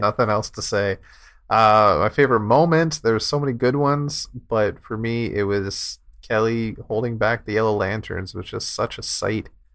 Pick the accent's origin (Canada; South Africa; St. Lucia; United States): Canada; it's, it's, it's great up here.